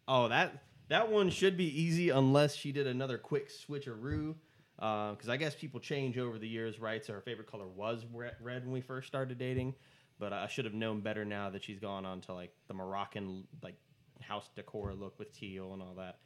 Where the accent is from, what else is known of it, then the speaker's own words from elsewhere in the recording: United States; I'm American